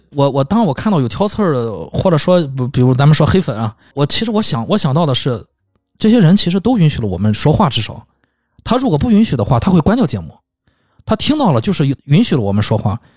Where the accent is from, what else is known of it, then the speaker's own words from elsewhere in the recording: China; 也就我们中国人说管得很严格啊。